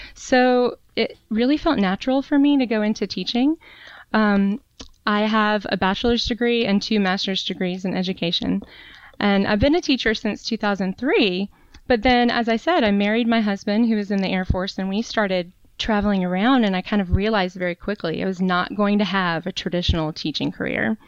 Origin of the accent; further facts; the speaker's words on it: North Carolina, United States; moved away as an adult; also born or lived in Raleigh, North Carolina; now in Charlottesville, United States; I'm actually originally from North Carolina. That's where I was okay. born and grew up